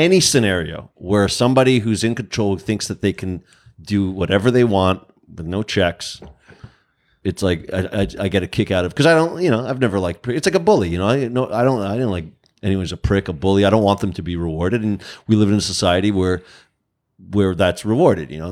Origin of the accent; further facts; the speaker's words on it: Canada; I'm Canadian